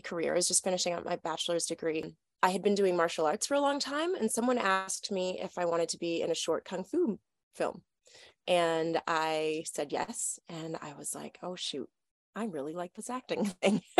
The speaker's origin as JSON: {"language": "English", "town": "Toronto", "region": "Ontario", "country": "Canada", "said": "I'm from Toronto, Canada"}